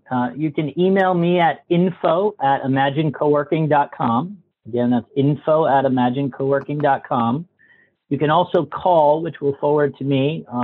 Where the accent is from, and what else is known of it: Massachusetts, United States; moved away